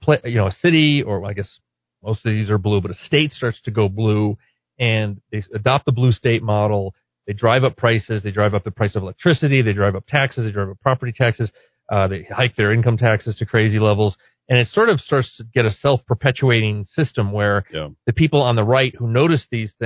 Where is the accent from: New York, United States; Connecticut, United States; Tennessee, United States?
Connecticut, United States; my home state of Connecticut